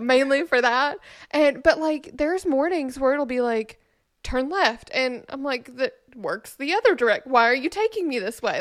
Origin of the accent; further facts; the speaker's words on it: Memphis, Tennessee, United States; moved away; also born or lived in Nashville; we are both from Memphis